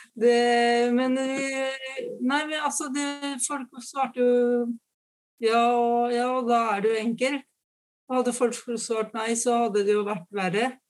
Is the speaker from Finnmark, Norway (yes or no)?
no; Fredrikstad, Østfold, Norway; moved away; jeg er fra Fredrikstad